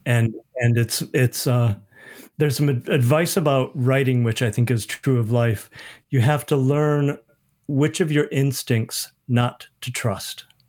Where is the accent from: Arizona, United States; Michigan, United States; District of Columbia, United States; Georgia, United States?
Michigan, United States; moved away as an adult; also born or lived in Minnesota; now in New Zealand; I grew up in Michigan. We'd moved to Minnesota